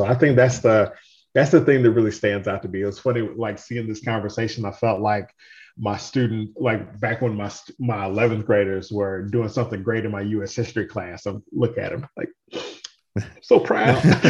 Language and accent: English; the South, United States; And I would love to see like Teach Plus have a presence throughout the SEC because I'm from the South.